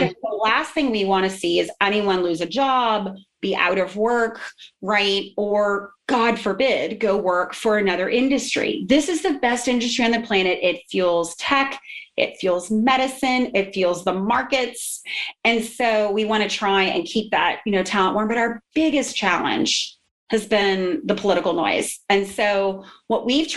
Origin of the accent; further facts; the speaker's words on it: New Orleans, Louisiana, United States; now in Houston, United States; I'm actually a Louisianian. I'm from New Orleans